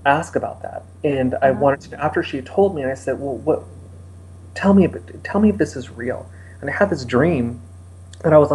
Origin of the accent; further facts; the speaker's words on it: Los Angeles, California, United States; I'm from Los Angeles.